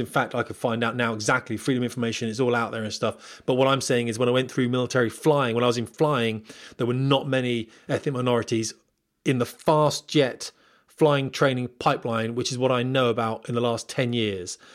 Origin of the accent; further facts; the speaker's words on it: Portsmouth, South East England, United Kingdom; moved away as an adult; also born or lived in Scotland; I'm from Portsmouth